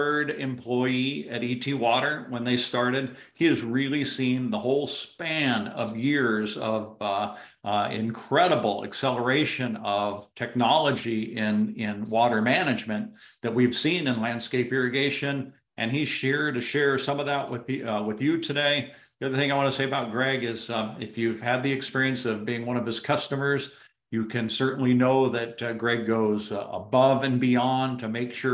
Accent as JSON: {"language": "English", "region": "Arizona", "country": "United States", "tie": "born or raised there", "also_born_or_lived": "Southern California", "moved": "yes", "said": "as a kid growing up in Arizona"}